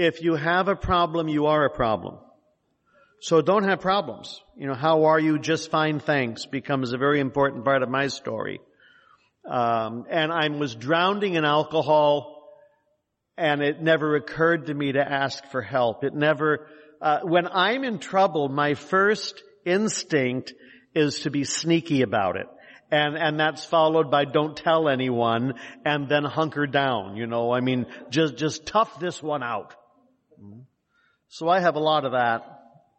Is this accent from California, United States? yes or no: yes; San Jose, California, United States; I'm from San Jose, and I was born in 1947